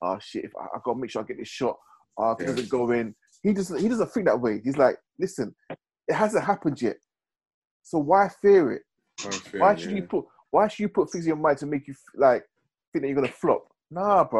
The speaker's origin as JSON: {"language": "English", "country": "United Kingdom", "said": "I'm British"}